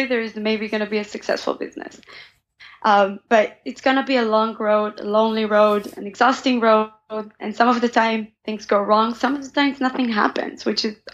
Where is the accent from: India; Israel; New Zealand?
Israel; moved away as an adult; now in United States; growing up in Israel, I had a lot of hummus